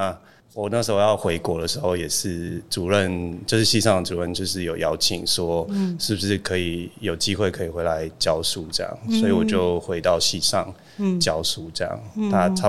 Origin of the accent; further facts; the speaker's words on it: Chiayi, Taiwan; 然后呃，我就是嘉义人，然后对，这很重要。